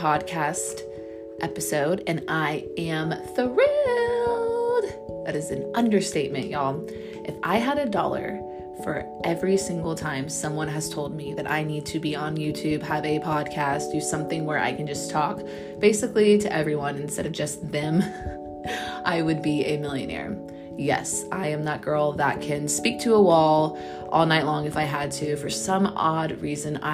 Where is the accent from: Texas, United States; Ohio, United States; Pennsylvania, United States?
Texas, United States; now in Orange County, United States; I am born and raised in Texas